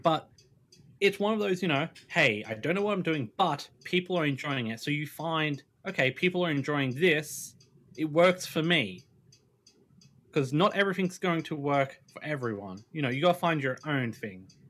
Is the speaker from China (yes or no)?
no; Australia; I'm Australian